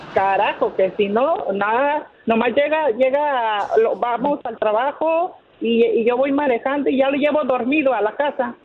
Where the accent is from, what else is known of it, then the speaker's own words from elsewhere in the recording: Guadalajara, Jalisco, Mexico; yo soy de Guadalajara